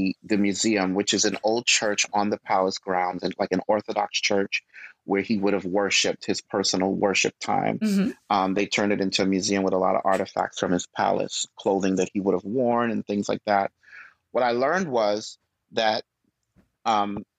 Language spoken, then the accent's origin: English; New York City, New York, United States; also born or lived in Guyana; growing up in Brooklyn